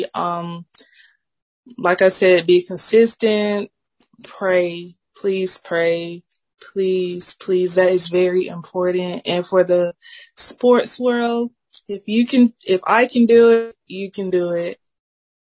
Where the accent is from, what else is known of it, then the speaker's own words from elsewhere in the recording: Columbus, Georgia, United States; I'm from Columbus, but I'm trying to get my way up to Atlanta